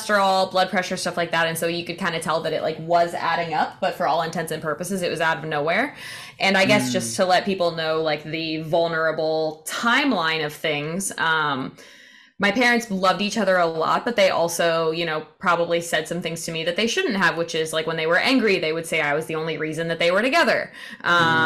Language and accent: English; Indiana, United States; now in Florida, United States; my hometown in Indiana, and I was coming back to where I live in Florida